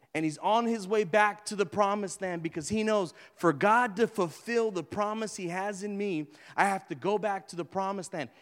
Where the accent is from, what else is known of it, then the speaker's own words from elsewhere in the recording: Houston, Texas, United States; I'm from Greens Point